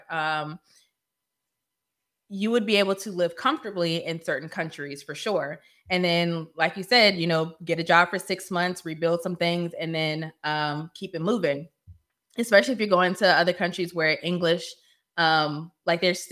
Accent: Northern Virginia, United States; moved away; I'm from Northern Virginia too

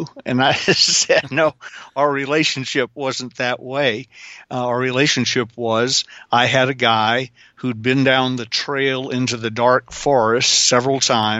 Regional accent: the South, United States; Well, I'm a Southerner

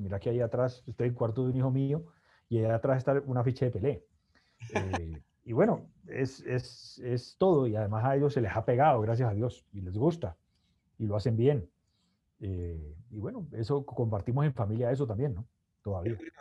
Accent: Cali, Valle del Cauca, Colombia; also born or lived in Bogotá; soy de Cali, eh, mi papá se llama Alfredo, mi mamá Isabelita

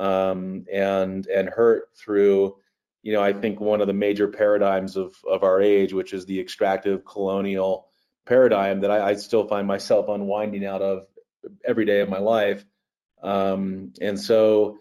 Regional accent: Eastern Shore of Maryland, United States; growing up on the Chesapeake Bay in Maryland, the eastern shore of Maryland

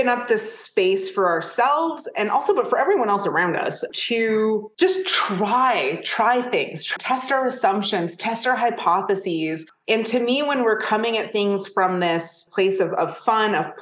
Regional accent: Canada; I'm Canadian

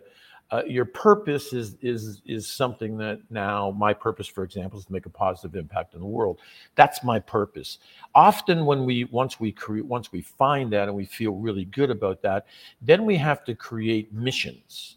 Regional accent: Canada; when we're born as young Canadian guys, we kind of dream of playing professional hockey.

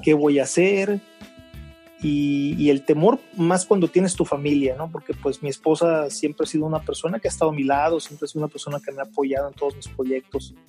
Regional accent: Veracruz, Mexico; also born or lived in Mexico City; nací en Veracruz, soy mexicano.

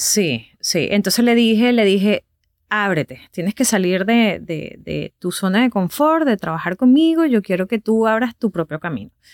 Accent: Valencia, Carabobo, Venezuela; moved away as an adult; also born or lived in Caracas; now in United States; yo soy de Valencia, de otra ciudad completamente a dos horas que queda de Caracas, pero yo no soy de Caracas. Yo no crecí con la radio de Caracas

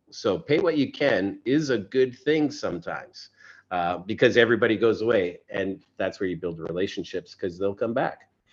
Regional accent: Canada; I'm Canadian

